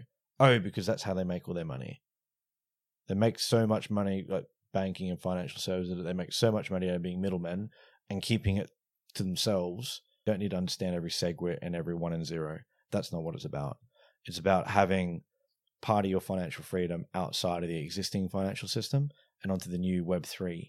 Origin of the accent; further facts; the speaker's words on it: Australia; moved away; also born or lived in London, United Kingdom; I'm originally from Australia, the accent comes and goes. Moved from the UK, moved from Australia to the UK in 2010.